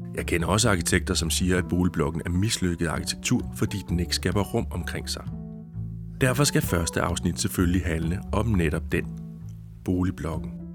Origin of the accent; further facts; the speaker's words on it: Jutland, Denmark; i den jyske provinsby, hvor jeg voksede op